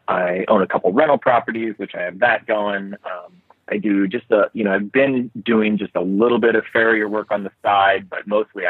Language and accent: English; Palos Verdes, California, United States; also born or lived in Napa Valley, California; now in Montana, United States; I'm not from the Bitterroot Valley. I'm not from Montana. I was born and raised in Los Angeles, right near the ocean, a place called Palos Verdes